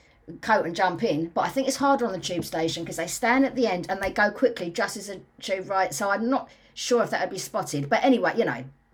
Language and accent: English; London, United Kingdom; I'm a Londoner.